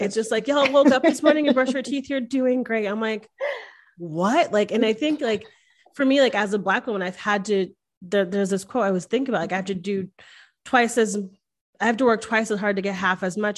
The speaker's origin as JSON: {"language": "English", "region": "the North", "country": "United States", "tie": "born or raised there", "moved": "yes", "lives_now": "Texas, United States", "said": "I come from the North"}